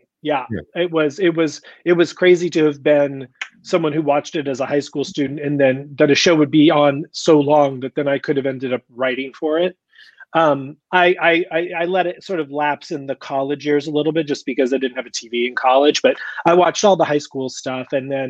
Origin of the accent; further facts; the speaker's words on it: Indiana, United States; moved away; also born or lived in Florida; I grew up in Indiana, split my life between Indiana and Florida, but when I was a young kid in Indiana